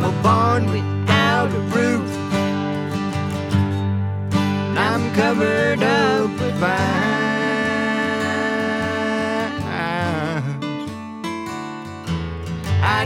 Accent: Texas, United States; moved away as an adult; also born or lived in Nashville / Knoxville; now in Chattanooga, United States; I came from Texas originally. I grew up there for my first 25 years or so

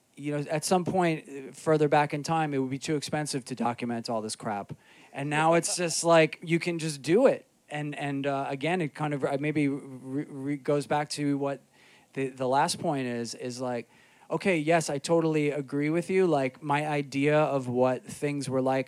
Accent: New York City, New York, United States; I grew up in Rockaway Beach

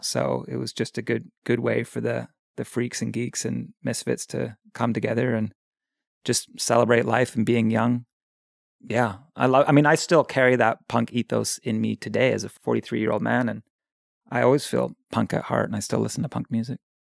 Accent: Victoria, British Columbia, Canada; also born or lived in England; now in Pender Island, Canada; I grew up in England, and our family moved to Victoria when I was about nine years old. And so I consider Victoria my hometown. That's where I went to high school and grew up for most of my childhood, from like nine until twenty.

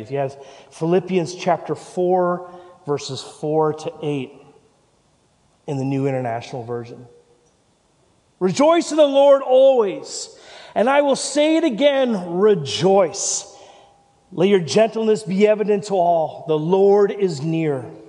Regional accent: Canada; moved away as an adult; also born or lived in Vancouver; now in Christchurch, New Zealand; I'm the pastor here, and I'm from Canada

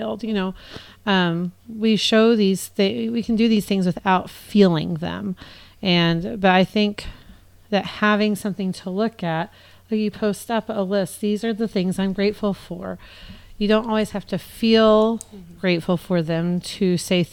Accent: United States; being an American

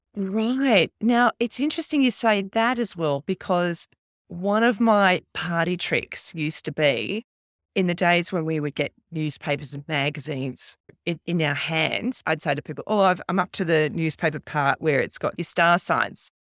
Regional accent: Canberra, Australian Capital Territory, Australia; I grew up in Canberra

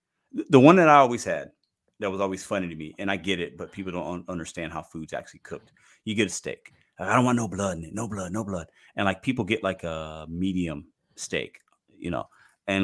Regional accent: Chicago, Illinois, United States; if you put ketchup on hot dogs, you're a little crazy, but I'm from Chicago, so only mustard goes on hot dogs.

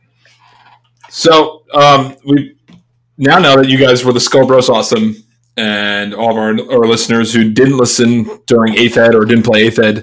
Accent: New York City, New York, United States; I grew up in Queens

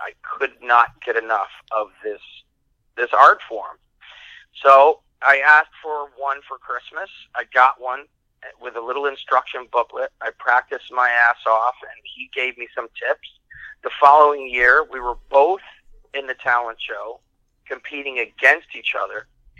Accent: Syracuse, New York, United States; also born or lived in Italy; I was born in Italy, and I moved here. My first grade in the United States was the fourth grade. And I remember in fourth grade, I was looking, we were having a Halloween parade, and I grew up, in those years, it was Syracuse, New York

